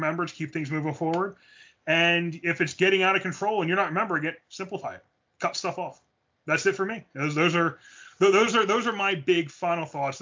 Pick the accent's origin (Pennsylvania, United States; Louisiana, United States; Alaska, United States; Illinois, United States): Pennsylvania, United States; Philadelphia; we're from Philly.